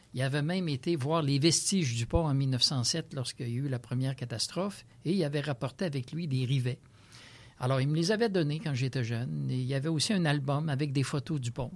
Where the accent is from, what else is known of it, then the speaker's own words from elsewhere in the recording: Saint-Romuald, Quebec, Canada; je suis natif de Saint-Romuald